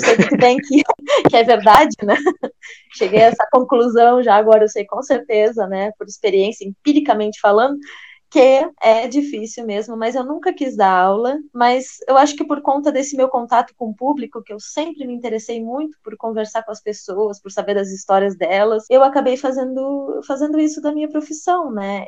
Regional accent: Rio Grande, Rio Grande do Sul, Brazil; moved away; eu nasci no Rio Grande do Sul

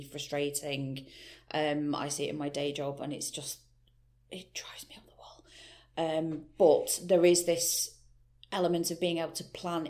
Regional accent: Stretford, North West England, United Kingdom; Stretford had issues because obviously that's my hometown

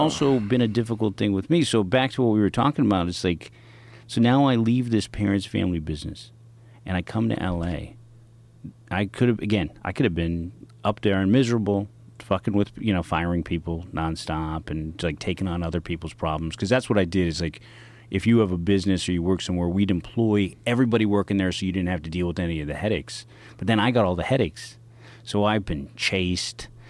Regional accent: San Francisco, California, United States; I'm a kid from the Inner Sunset District

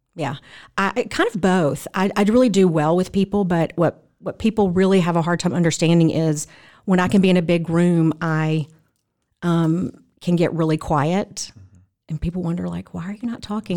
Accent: Mississippi, United States; moved away as an adult; now in Franklin, United States; I am originally from Mississippi

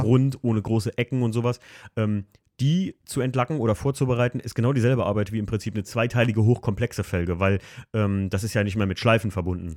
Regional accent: Alken, Rhineland-Palatinate, Germany; im wunderschönen Algen, meinem Heimatort

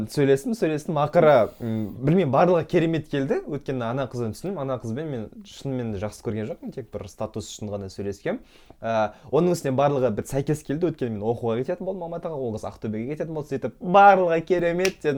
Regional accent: Aral, Kyzylorda Region, Kazakhstan; мен ауылда өстім ә, ауыл болғанда негізі қала деген статусы бар

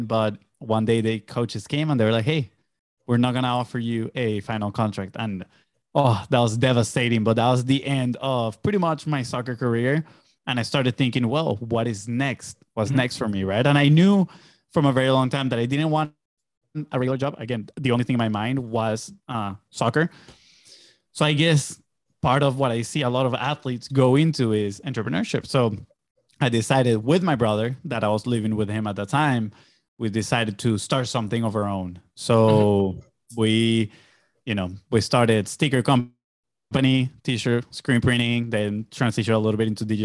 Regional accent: Venezuela; moved away as an adult; I'm originally from Venezuela. I grew up there. I lived my first 18 years of my life in there.

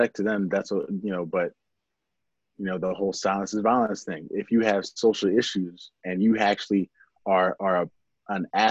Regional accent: Pennridge School District, Pennsylvania, United States; Growing up in the Penn Ridge School District

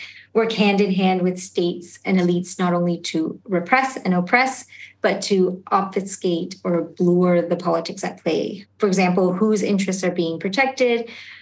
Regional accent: Canada; also born or lived in Argentina; my family itself immigrated to Canada when I was quite young

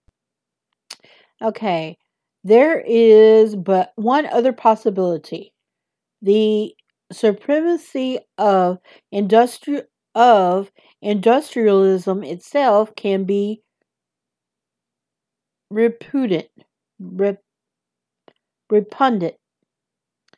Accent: the South, United States; accent: southern; my southern accent

